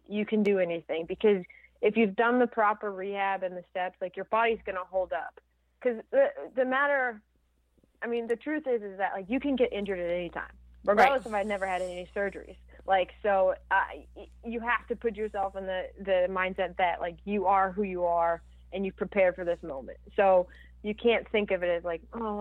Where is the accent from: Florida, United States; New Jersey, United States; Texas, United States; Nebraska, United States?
Florida, United States; Orlando; my hometown in Orlando